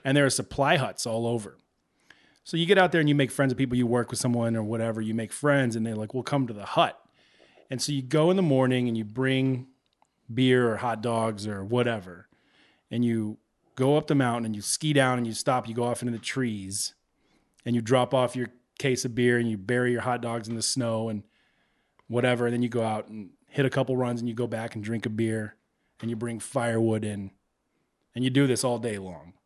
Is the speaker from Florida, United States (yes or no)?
no; Texas, United States; now in Chicago, United States; growing up in Texas